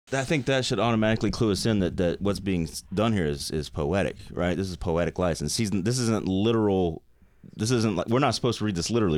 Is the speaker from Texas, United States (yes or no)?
no; Nashville, Tennessee, United States; when I was, like, four or five years old growing up in Nashville, I was in Nashville